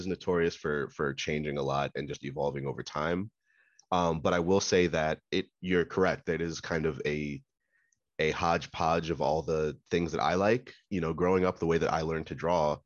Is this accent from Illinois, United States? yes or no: no; Maryland, United States; I'm from Maryland